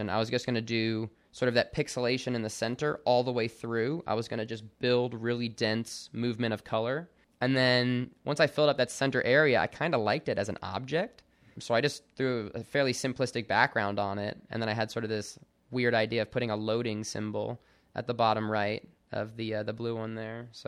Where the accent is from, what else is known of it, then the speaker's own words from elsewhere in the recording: Austin, Texas, United States; So, uh, both my parents were actually in the army, so we moved around a lot as a kid. The majority of my childhood was in Austin, Texas, though from about middle school on.